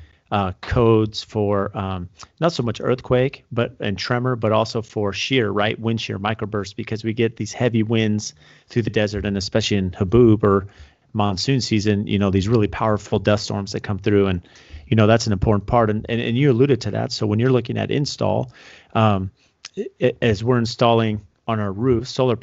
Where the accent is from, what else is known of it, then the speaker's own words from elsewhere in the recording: San Diego, California, United States; I grew up in San Diego